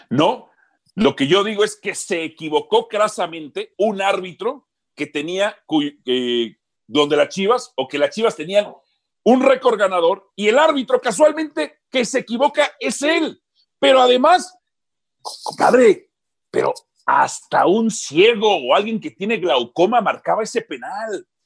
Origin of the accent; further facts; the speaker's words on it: Guadalajara, Jalisco, Mexico; Yo soy de las chivas, yo soy de Guadalajara.